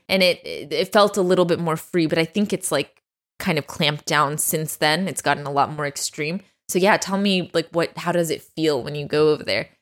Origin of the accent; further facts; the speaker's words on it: Dallas, Texas, United States; being a Texan, an Iranian